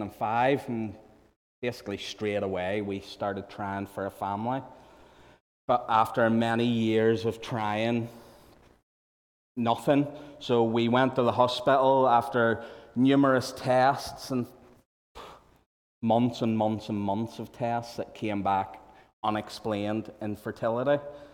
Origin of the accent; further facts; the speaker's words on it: Malaysia; I knew Rhonda from growing up in Malaya, that was as kids.